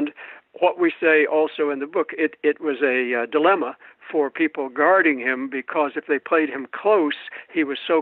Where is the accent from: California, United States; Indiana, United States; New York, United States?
Indiana, United States; Shelbyville; I grew up in Shelbyville. I was 4 years old in 1947